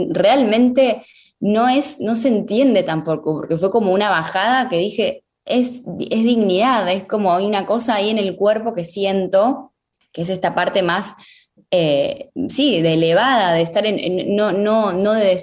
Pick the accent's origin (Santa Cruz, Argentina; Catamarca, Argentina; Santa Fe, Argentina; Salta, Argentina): Catamarca, Argentina; yo lo iba a hacer en Catamarca, que es de donde yo vengo